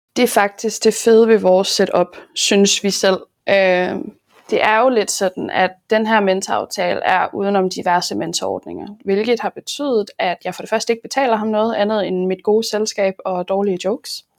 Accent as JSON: {"language": "Danish", "town": "Aarhus", "region": "Central Denmark Region", "country": "Denmark", "said": "jeg er jo fra Aarhus"}